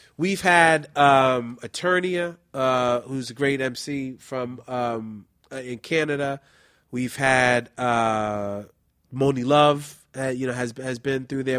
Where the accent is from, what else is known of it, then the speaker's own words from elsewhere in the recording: New York City, New York, United States; I'm originally from the Bronx. I'm from the Soundview section of the Bronx.